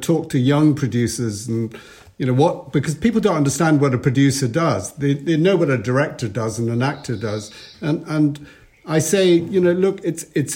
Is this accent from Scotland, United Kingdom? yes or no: yes; Edinburgh, Scotland, United Kingdom; As a little boy growing up in Edinburgh